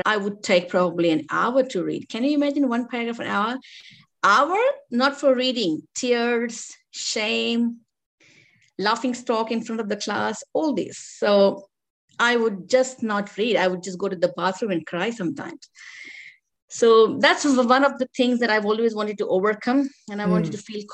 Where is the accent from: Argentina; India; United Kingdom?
India; I'm from an Indian culture